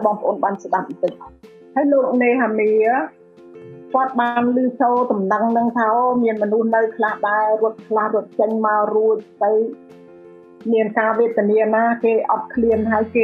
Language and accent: Khmer; Cambodia; now in United States